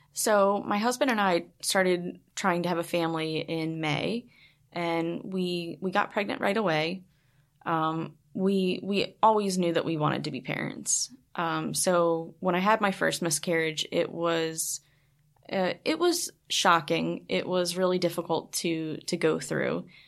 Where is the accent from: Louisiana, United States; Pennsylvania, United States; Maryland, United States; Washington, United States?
Maryland, United States; Baltimore; I'm from Baltimore